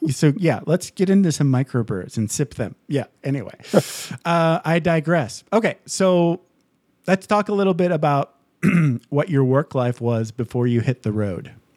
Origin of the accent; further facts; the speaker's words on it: Midwest, United States; also born or lived in California; now in Nevada, United States; I grew up in the Midwest